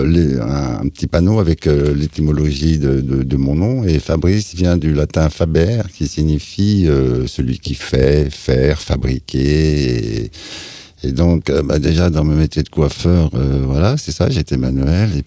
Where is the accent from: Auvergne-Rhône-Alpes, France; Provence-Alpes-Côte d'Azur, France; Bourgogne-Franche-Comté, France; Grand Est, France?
Bourgogne-Franche-Comté, France; Luxeuil-les-Bains; born there; also born or lived in Germany; Je suis né euh, à Luxeuil-les-Bains, Haute-Saône, mais j'ai jamais mis les pieds. Je suis parti dans un berceau. J'ai appris à marcher en Allemagne.